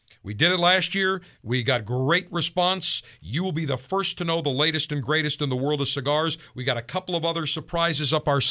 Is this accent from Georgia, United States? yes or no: no; Buffalo, New York, United States; moved away; my hometown of Buffalo